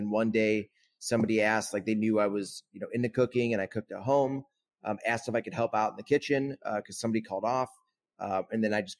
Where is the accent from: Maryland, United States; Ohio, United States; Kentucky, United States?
Ohio, United States; Kent; also born or lived in Charleston, South Carolina; My grandmother had a restaurant / deli when I was growing up in Kent.